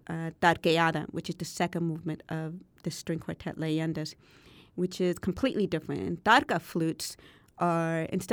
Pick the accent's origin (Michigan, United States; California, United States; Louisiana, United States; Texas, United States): California, United States; Berkeley; growing up in Berkeley, California in the 70s and 80s.